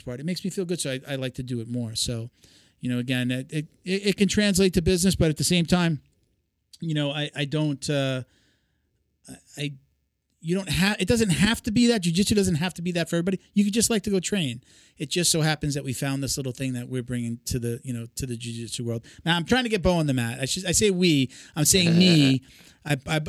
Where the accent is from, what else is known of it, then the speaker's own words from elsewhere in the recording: Long Island, New York, United States; From New York originally. I grew up on Long Island.